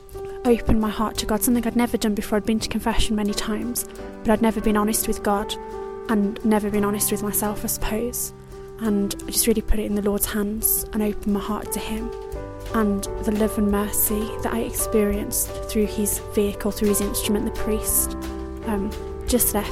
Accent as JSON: {"language": "English", "region": "England", "country": "United Kingdom", "said": "I'm 24 years old and I'm from England"}